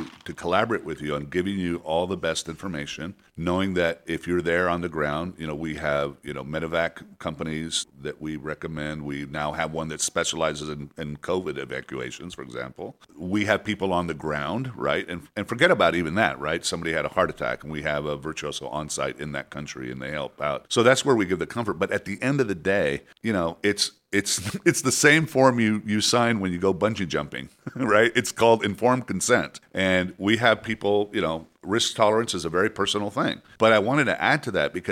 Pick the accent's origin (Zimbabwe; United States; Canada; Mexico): Mexico; Mexico City; moved away; I was born in Mexico City